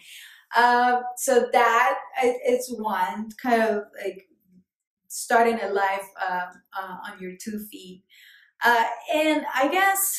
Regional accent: Colombia; English is a second language; moved away as an adult; now in New York City, United States; I'm a New Yorker and I'm Colombian by birth.

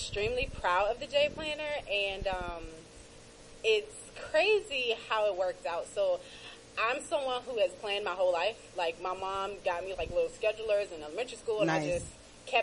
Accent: Washington, District of Columbia, United States; moved away as an adult; also born or lived in North Carolina; now in Atlanta, United States; I am born and raised in the District of Columbia

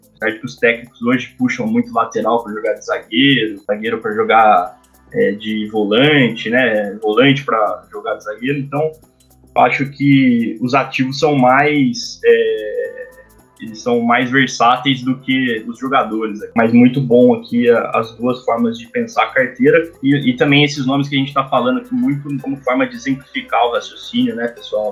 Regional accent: interior of São Paulo, Brazil; accent: interior paulista; ser do interior de São, de São Paulo

